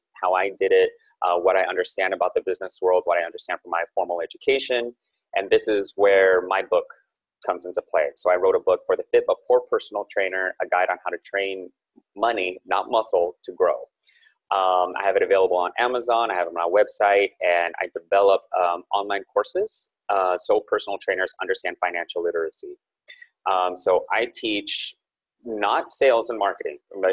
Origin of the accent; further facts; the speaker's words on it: Silicon Valley, California, United States; I'm born and raised in Silicon Valley, so I'm still based here